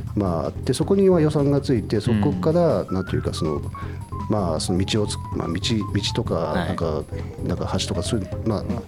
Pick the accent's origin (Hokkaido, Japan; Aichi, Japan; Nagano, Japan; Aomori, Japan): Hokkaido, Japan; Doto; now in Sapporo, Japan; 僕も道東出身で